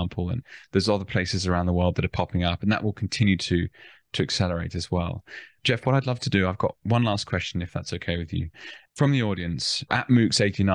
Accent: Australia; as Australian citizens with no second passport

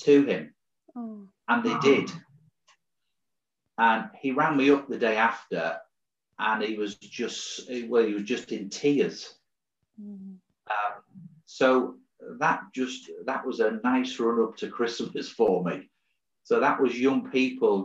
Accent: Hartlepool, North East England, United Kingdom; moved away; I'm from Hartlepool originally in the northeast, and I played for a football side from the age of 15 to 18

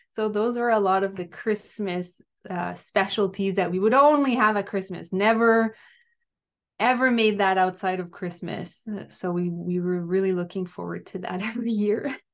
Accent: Gatineau, Quebec, Canada; now in Ottawa, Canada; I grew up in Gatineau, um, in, which is in Quebec, so I'm French Canadian

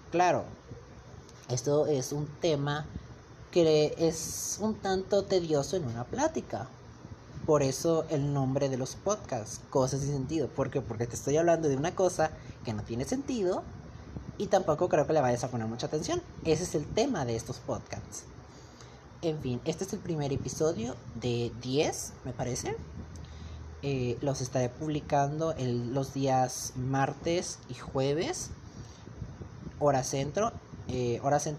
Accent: Monterrey, Nuevo León, Mexico; tengo 17 años, eh, soy de México, en el estado de Nuevo León, ciudad de Monterrey.

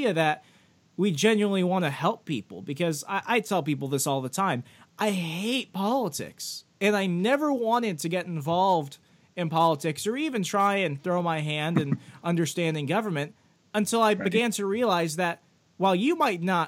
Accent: Fairfax County, Virginia, United States; also born or lived in Lynchburg, Virginia; I grew up in Fairfax County

